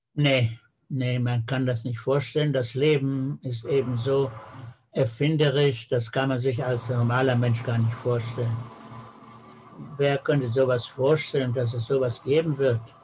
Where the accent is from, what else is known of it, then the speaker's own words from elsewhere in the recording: Peine, Lower Saxony, Germany; now in Israel; meiner Geburtsstadt Peine als Jude